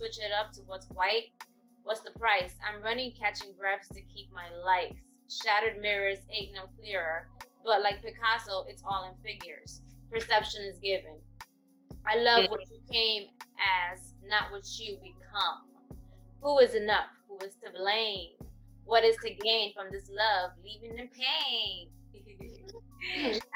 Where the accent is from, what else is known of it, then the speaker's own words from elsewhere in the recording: New York, United States; we're from New York